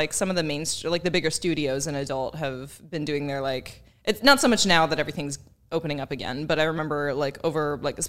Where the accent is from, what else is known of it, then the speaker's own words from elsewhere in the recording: Texas, United States; moved away as an adult; now in Kentucky, United States; I'm actually from Texas